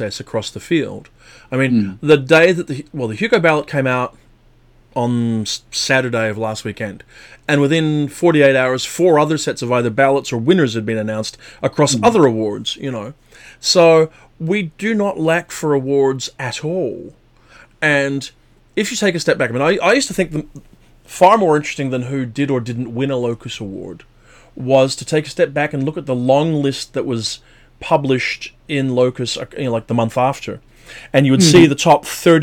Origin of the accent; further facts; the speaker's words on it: Belfast, Northern Ireland, United Kingdom; moved away; I'm from Belfast